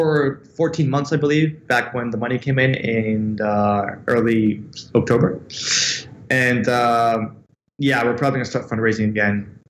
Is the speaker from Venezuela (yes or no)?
yes; Venezuela; born there; also born or lived in United States / London, United Kingdom; So essentially, I was born in Venezuela, right? I have an Italian passport because my family is Italian. And then I live a couple of years of my childhood in the States. And then I studied in London.